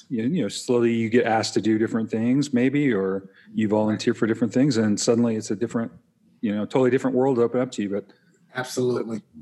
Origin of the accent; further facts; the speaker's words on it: Jacksonville, Florida, United States; I'm a pastor from Jacksonville, Florida.